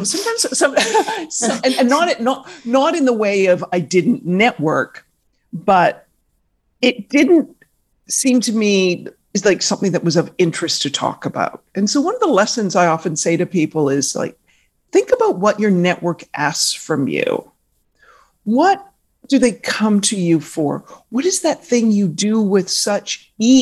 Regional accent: Victoria, British Columbia, Canada; moved away as an adult; also born or lived in Vancouver / Toronto; I grew up in Victoria, British Columbia, Canada

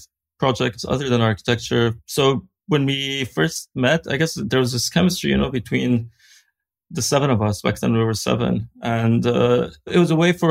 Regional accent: Beirut, Beirut Governorate, Lebanon; growing up in Beirut

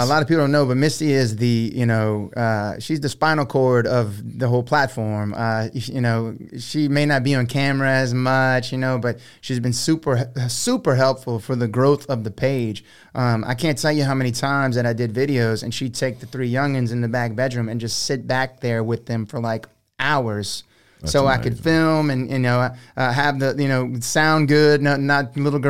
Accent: Houma, Louisiana, United States; also born or lived in Thibodaux; now in Broussard, United States; So I was born in Thibodaux, Louisiana, yeah. Grew up in Houma, Louisiana. Houma. At about age 27, my wife and I moved to Broussard, Louisiana.

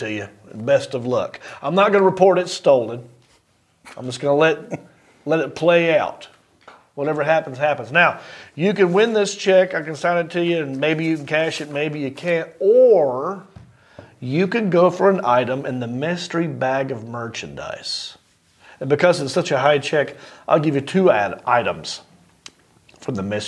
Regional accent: North Carolina, United States; I'm from North Carolina

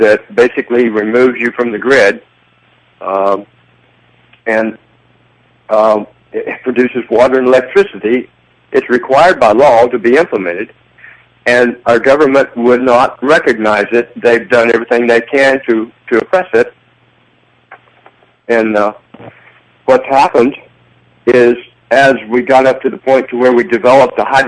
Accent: Texas, United States; I'm Texan too

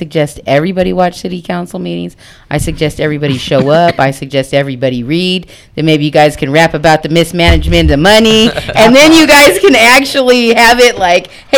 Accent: San Bernardino, California, United States; I've been in San Bernardino for 41 years of my life. Okay, I've grown up in San Bernardino myself.

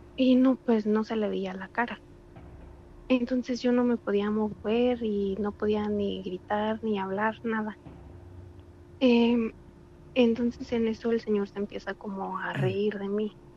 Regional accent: Cuto del Porvenir, Michoacán, Mexico; soy de Michoacán

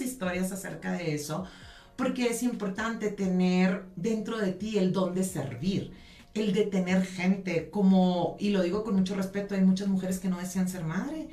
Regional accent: San Pedro Garza García, Nuevo León, Mexico; soy norteña de San Pedro Garzacia, Nuevo León.

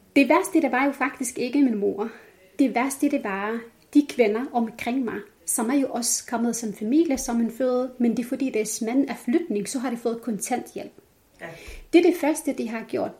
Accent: Jordan; Danish is a second language; moved away as an adult; now in Denmark; Så jeg er født opvokset op i Jordan.

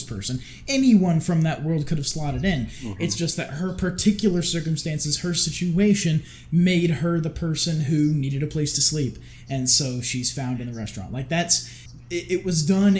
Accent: United States; me being an American

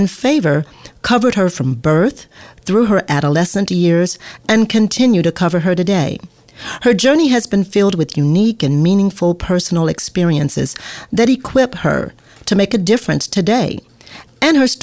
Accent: Louisiana, United States; moved away; also born or lived in Texas; I'm from Louisiana

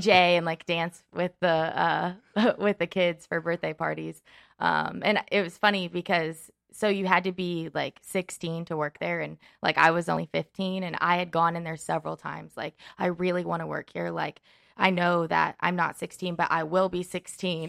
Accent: Henderson, Kentucky, United States; moved away as an adult; also born or lived in Indiana / Lexington, Kentucky; now in Los Angeles, United States; I'm originally from Kentucky

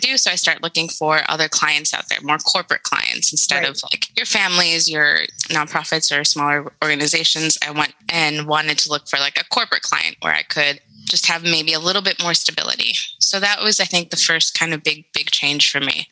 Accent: Madison, Wisconsin, United States; moved away as an adult; also born or lived in Mexico City; now in Madison, United States; growing up in Madison and then leaving

